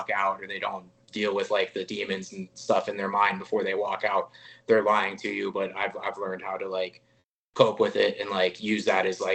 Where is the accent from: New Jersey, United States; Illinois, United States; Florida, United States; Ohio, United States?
Ohio, United States; moved away as an adult; now in Las Vegas, United States; come back home and put on for, you know, everybody in Cleveland and everybody from my hometown and everybody from my home state.